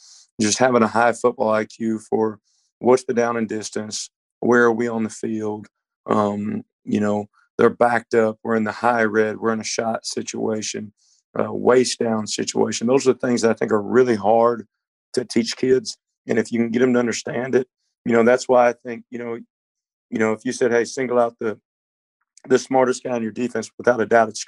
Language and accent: English; Dallas, Texas, United States; moved away; I'm from Dallas. My dad's from the Bay Area. So I grew up a Niners fan living in Texas